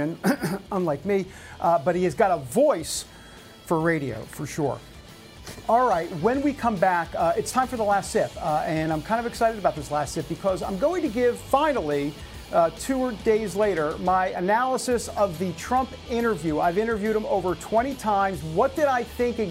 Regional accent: New York, United States; I'm from New York

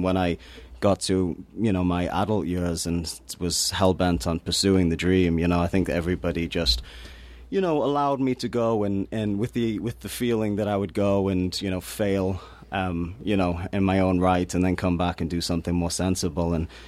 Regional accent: Newcastle upon Tyne, North East England, United Kingdom; I come from Newcastle upon Tyne, which is a very depressed working class city in the north of England.

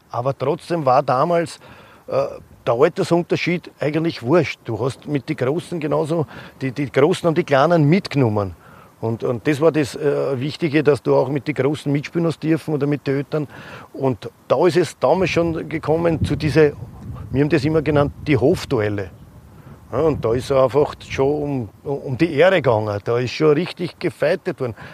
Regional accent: Vienna, Austria; Und der Andi kommt aus Strebersdorf und ich komme aus Jedler See.

